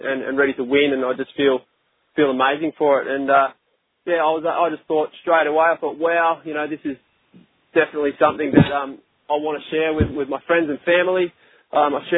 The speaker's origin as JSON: {"language": "English", "country": "Australia", "said": "we're both from Australia"}